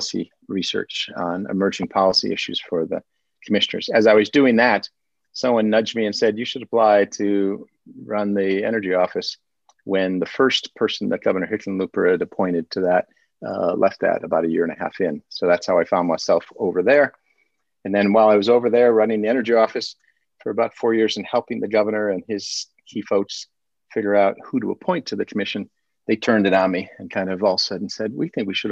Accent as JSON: {"language": "English", "town": "Detroit", "region": "Michigan", "country": "United States", "tie": "born or raised there", "also_born_or_lived": "Colorado", "moved": "as an adult", "said": "was born and raised in Detroit suburbs"}